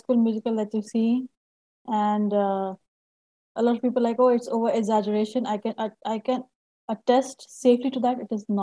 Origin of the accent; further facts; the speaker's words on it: Kharagpur, West Bengal, India; moved away as an adult; also born or lived in Ranchi, India; now in Salt Lake City, United States; It's called Kharagpur, where I was. I spent most of my childhood there.